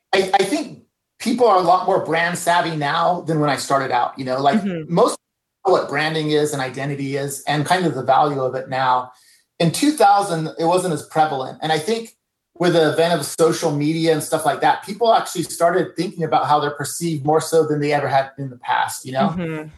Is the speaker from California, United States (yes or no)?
yes; California, United States; I grew up in part of my life in California, so I was inspired from the Mexican culture.